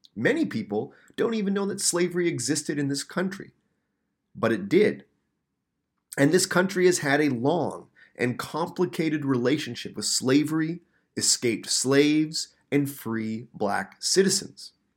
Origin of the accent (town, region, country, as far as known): Canada